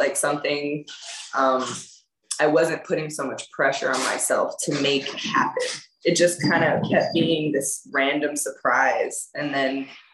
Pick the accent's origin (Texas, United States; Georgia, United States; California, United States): California, United States; the Bay; born or raised there; also born or lived in France / Los Angeles